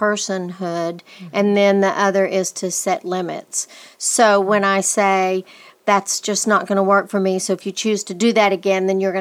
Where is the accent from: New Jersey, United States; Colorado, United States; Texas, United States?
Texas, United States; West; growing up in West Texas, little boys were told, shake it off, shake it off.